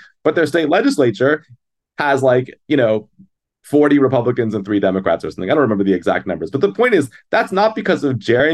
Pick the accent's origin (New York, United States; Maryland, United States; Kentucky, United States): Maryland, United States; now in Wisconsin, United States; my home state, actually, where I came from